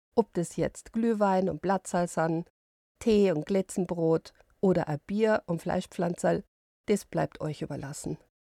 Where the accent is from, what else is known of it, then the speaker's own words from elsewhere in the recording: Bavaria, Germany; bei uns in Bayern